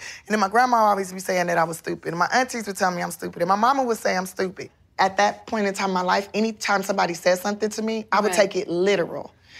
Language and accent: English; Los Angeles, California, United States; born or raised there